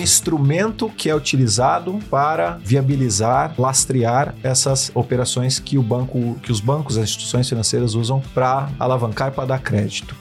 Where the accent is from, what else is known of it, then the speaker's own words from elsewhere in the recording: São José do Rio Preto, São Paulo, Brazil; moved away as an adult; now in São Paulo, Brazil; sou do interior de São Paulo, cidade de São José do Rio Preto. Estou em São Paulo há 14 anos